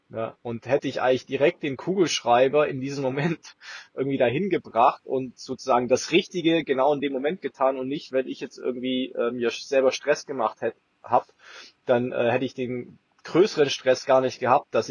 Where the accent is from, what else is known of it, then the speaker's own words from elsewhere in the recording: Swabia, Germany; wenn du aus dem tiefsten München oder tiefsten bayerischen Dorf oder schwäbischen Dorf, wo ich herkomme, dann mal nach Berlin gehst